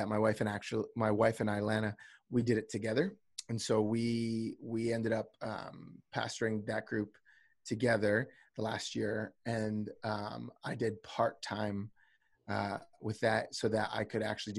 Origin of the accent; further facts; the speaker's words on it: New Jersey, United States; moved away as an adult; now in Redding, United States; I'm originally from the East Coast. I'm originally from New Jersey